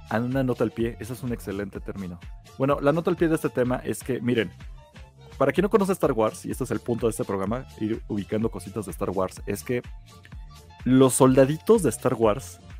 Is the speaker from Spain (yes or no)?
no; Mexico; Somos los mexicanos favoritos.